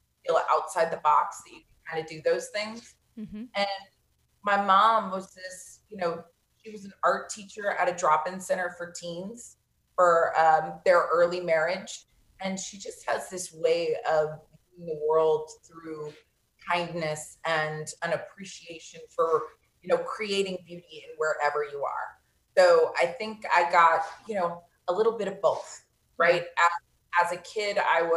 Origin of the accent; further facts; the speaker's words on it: Vero Beach, Florida, United States; I was born and raised in Vero Beach, Florida.